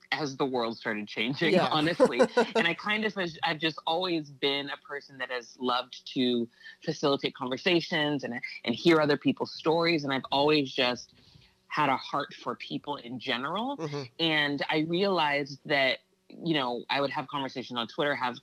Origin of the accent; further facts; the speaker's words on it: Santa Barbara, California, United States; now in Los Angeles, United States; I'm originally from Santa Barbara, California, and I live in Los Angeles now